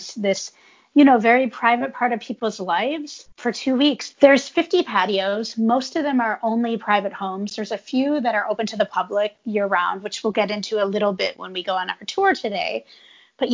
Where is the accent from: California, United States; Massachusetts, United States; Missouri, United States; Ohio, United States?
California, United States; moved away; I'm from California